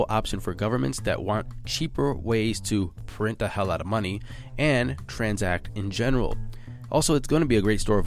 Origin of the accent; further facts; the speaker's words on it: United States; I am American